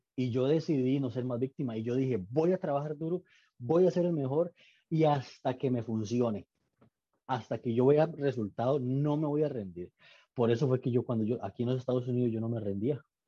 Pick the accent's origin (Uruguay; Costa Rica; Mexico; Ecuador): Costa Rica; moved away as an adult; now in Austin, United States; soy costarricense que le da trabajo a americanos